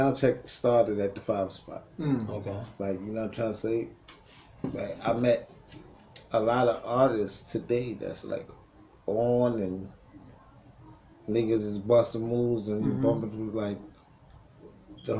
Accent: Jamaica; I'm Jamaican

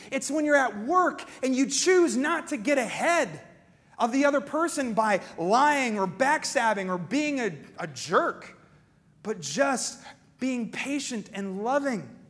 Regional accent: Pennsylvania, United States; moved away; I grew up in Pennsylvania

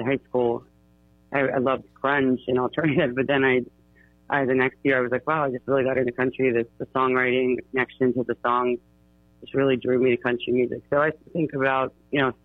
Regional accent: Bethel Park, Pennsylvania, United States; I grew up in the South Hills of Pittsburgh, Bethel Park, Bridgeville area.

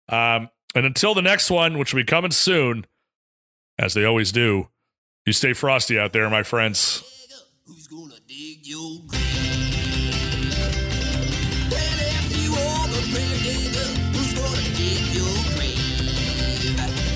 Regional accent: Connecticut, United States; I'm from Connecticut

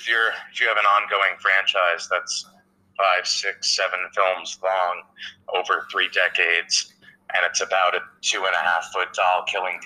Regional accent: New Jersey, United States; I grew up in North Jersey

